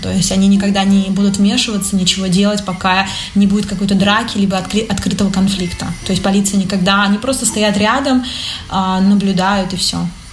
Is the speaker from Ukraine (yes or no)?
no; Russia; moved away as an adult; now in Milan, Italy; Я русская